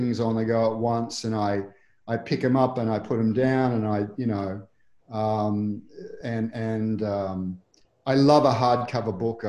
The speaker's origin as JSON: {"language": "English", "country": "Australia", "tie": "born or raised there", "said": "I was born in Australia, in a hot part of Australia"}